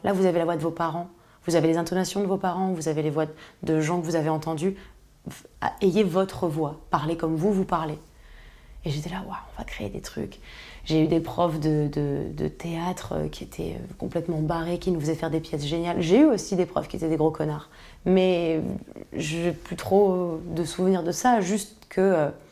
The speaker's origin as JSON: {"language": "French", "town": "Paris", "region": "Île-de-France", "country": "France", "tie": "born or raised there", "said": "je suis née à Paris"}